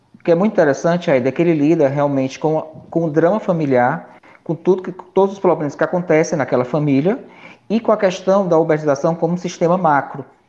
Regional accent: Ceará, Brazil; como cearense

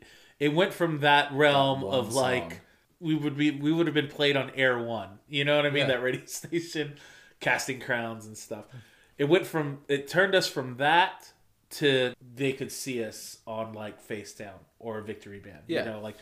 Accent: Michigan, United States; I'm from Michigan.

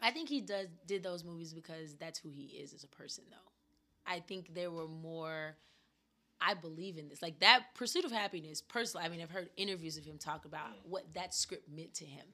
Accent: the South, United States; growing up in the South

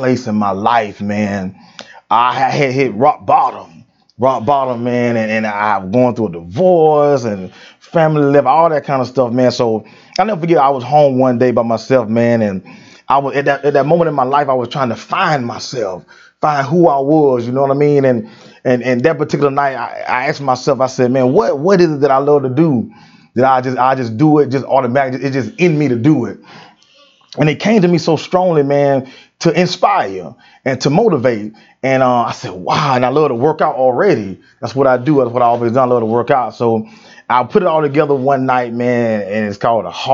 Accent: United States; I'm born and raised in Brooks County

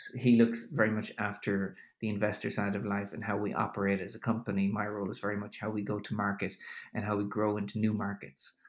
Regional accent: Ireland; also born or lived in New York; now in Berlin, Germany; I'm an Irishman uh, living in Germany at the moment

